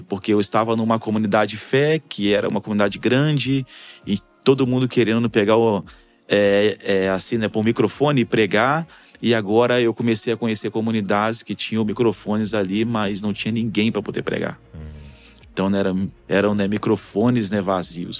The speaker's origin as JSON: {"language": "Portuguese", "town": "Duque de Caxias", "region": "Rio de Janeiro", "country": "Brazil", "also_born_or_lived": "Piauí / Alagoas", "moved": "as an adult", "said": "Eu sou de Xerém que é da Baixada Fluminense"}